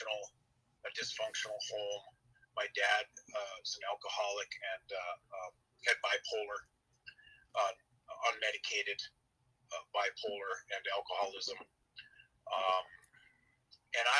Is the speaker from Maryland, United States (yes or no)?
no; Western Minnesota, United States; I'm from Western Minnesota, and I'm 55 years old.